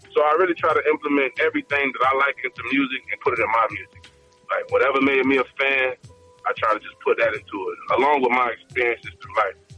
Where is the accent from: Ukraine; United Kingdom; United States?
United States; Florida; I'm from Florida